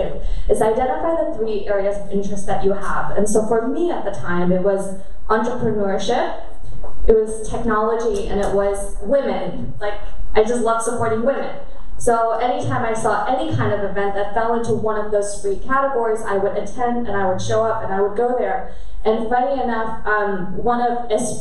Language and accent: English; Germany; I grew up in Germany and I'm half Korean